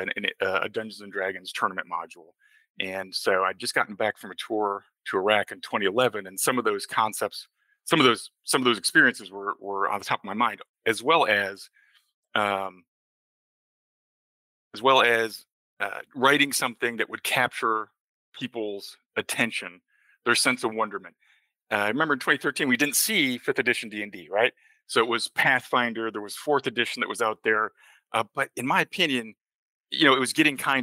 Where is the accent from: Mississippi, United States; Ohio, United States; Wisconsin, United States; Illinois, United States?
Wisconsin, United States; Lake Geneva; Lake Geneva, Wisconsin, my hometown